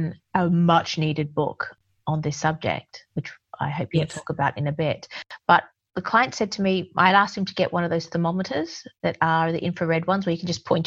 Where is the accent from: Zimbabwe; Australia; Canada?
Australia; now in England, United Kingdom; I'm an Aussie